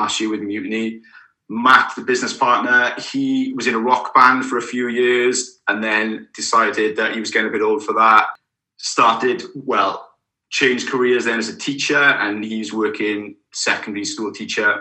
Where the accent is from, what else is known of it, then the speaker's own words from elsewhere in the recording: Caerphilly, Wales, United Kingdom; I'm originally from Caerphilly, which is just down the road from Newport